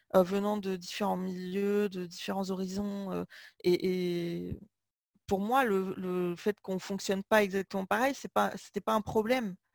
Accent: Limoges, Nouvelle-Aquitaine, France; j'ai grandi à Limoges

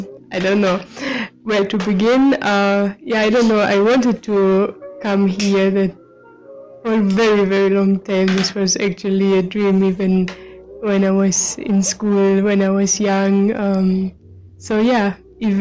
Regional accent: Germany; moved away as an adult; I'm from Germany. I'm here now for 6 months

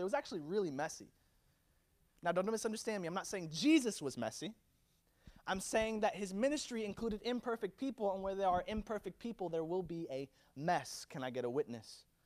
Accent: Virginia, United States; now in Orlando, United States; I was born in Virginia

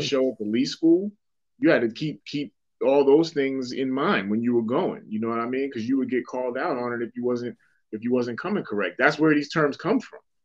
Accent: Boston, Massachusetts, United States; moved away; growing up in Dorchester

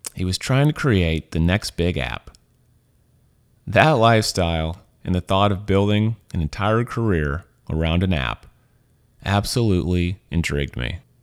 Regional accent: Missouri, United States; moved away as an adult; also born or lived in Louisiana; now in San Francisco, United States; I'm from Missouri. I was born there. I was raised there.

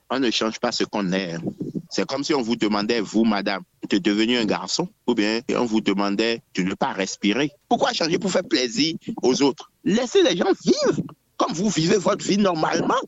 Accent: Benin; nous, en tant qu'Africains d'abord et en tant que Béninois

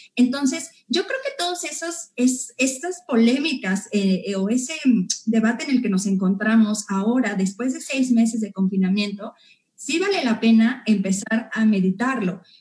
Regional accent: Mexico; como mexicanos como personas que vivimos en la Ciudad de México, en el Estado de México, como iztacaltecas

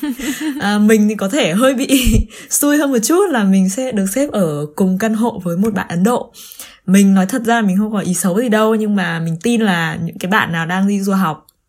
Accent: Vietnam; moved away as an adult; now in Germany; mình từ vừa từ Việt Nam quay trở lại Đức sau cái chuyến thăm nhà Tết

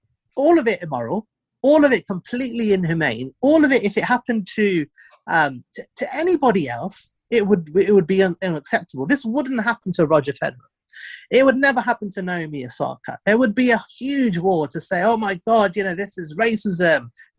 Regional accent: India; I'm an Indian guy and an immigrant, so they can't call me a racist.

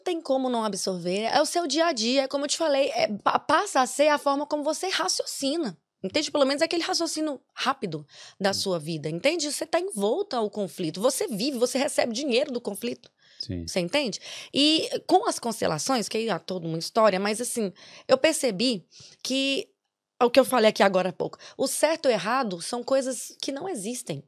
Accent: Brazil; moved away as an adult; now in Ireland; nós viemos do Brasil para cá

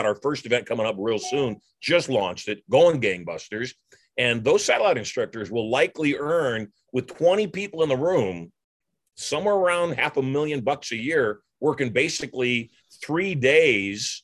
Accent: Las Vegas, Nevada, United States; My hometown of Las Vegas

